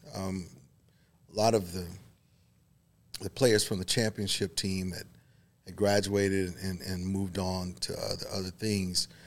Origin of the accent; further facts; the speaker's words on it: Waco, Texas, United States; I was born here in Waco, so okay. I was kind of always had a little bit of Baylor connection. I grew up literally four blocks from campus